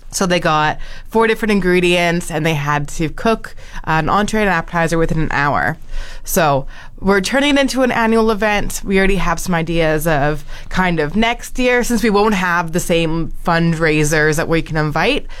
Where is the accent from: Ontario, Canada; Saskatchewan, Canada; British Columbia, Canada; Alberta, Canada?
Alberta, Canada; also born or lived in Sylvan Lake, Alberta; now in Fort McMurray, Canada; I moved here in 2020 from uh, Sylvan Lake, Alberta. So I'm Alberta raised, but I've been here for a couple of years now.